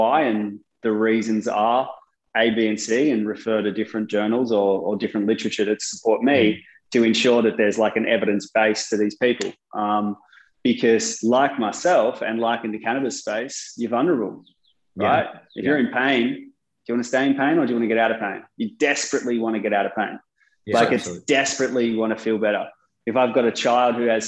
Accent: Sydney, New South Wales, Australia; also born or lived in United Kingdom; I grew up in Sydney

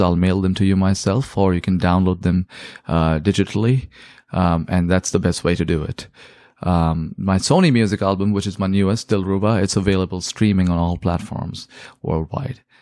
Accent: India; now in South Bay, United States; I grew up listening to in India, 'cause that's where I was born and raised

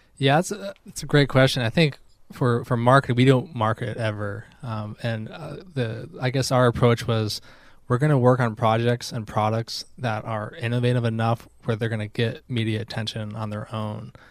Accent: Albany, New York, United States; moved away as an adult; now in North Carolina, United States; I grew up in Albany, New York, and then I moved down to North Carolina for grad school about ten years ago

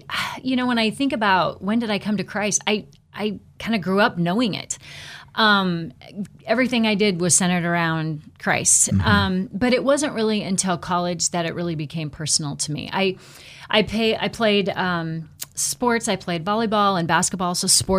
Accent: Buhl, Idaho, United States; So I was born and raised, as Ken mentioned, down in the Buell area, born and raised on a farm.

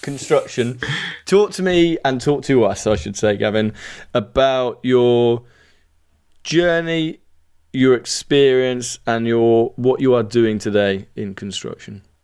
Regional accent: Birmingham, West Midlands, United Kingdom; accent: Brummie; Despite my Brummie accent, I have dual nationality to both the U K and Ireland

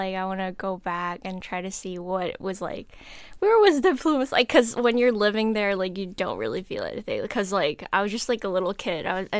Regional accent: South Korea; English is a second language; I am from South Korea.

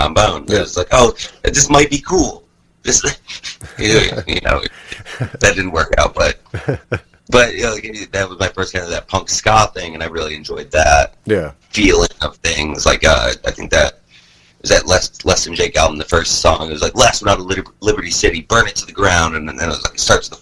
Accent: Syracuse, New York, United States; moved away as an adult; also born or lived in Binghamton, New York / South Florida; now in Columbia, United States; I was born in Syracuse, New York.

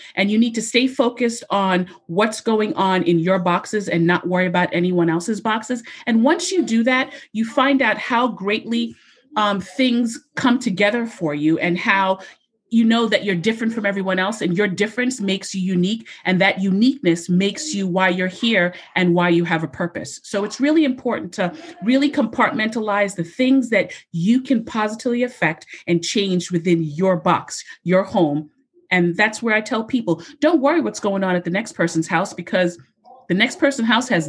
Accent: Jamaica; I don't like pasta. I'm Jamaican. I like rice.

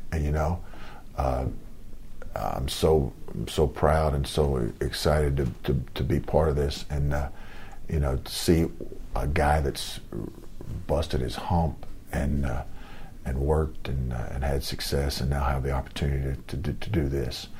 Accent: Lawrenceville, Georgia, United States; moved away; I grew up in Lawrenceville, Georgia.

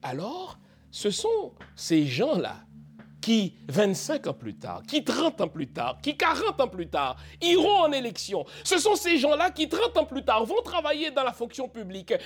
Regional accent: Cap-Haïtien, Nord, Haiti; Je suis né au Cap, j'ai grandi au Cap.

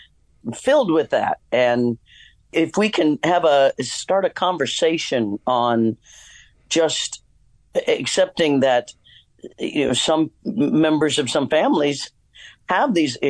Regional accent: Kansas, United States; moved away; also born or lived in Hollywood; my growing up in Kansas

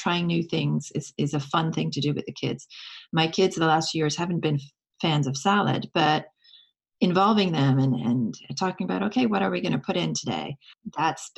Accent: France; now in United States; I grew up in France

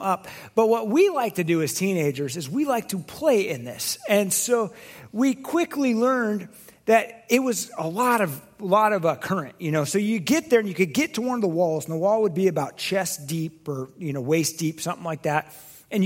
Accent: Oregon, United States; I grew up in Oregon.

